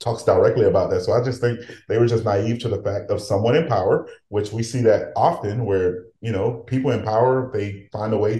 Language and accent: English; Haiti; now in United States; as a Haitian